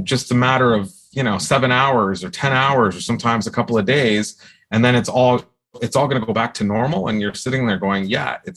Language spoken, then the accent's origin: English; Ontario, Canada; I grew up in Ontario